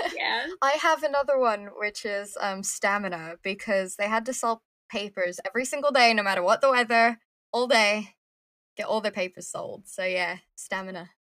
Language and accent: English; United States; i'm an american person